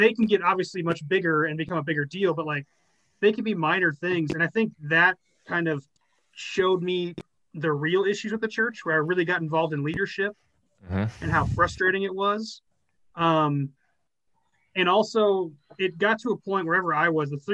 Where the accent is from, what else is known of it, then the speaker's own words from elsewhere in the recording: Northern Arizona, United States; coming from where we grew up in Northern Arizona